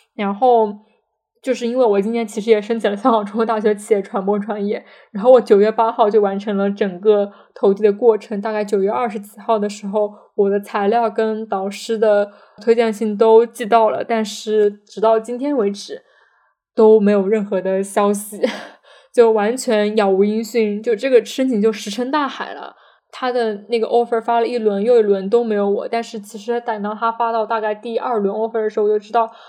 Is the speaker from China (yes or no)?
yes; China; 感觉就是这个学校想赚我们中国人的钱